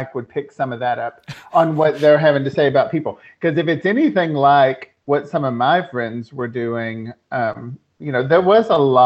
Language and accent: English; American South, Southern United States, United States; moved away as an adult; also born or lived in Las Vegas; now in Doncaster, United Kingdom; I'm American and Southern